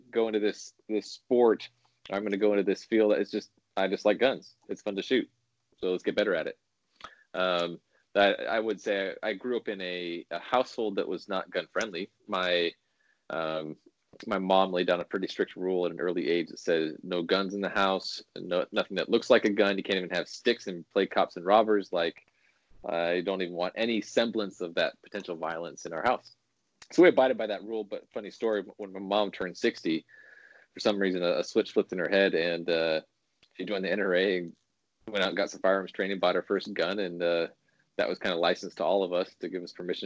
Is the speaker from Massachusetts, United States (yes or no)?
no; California, United States; now in Illinois, United States; I was born in California, but I live in Illinois now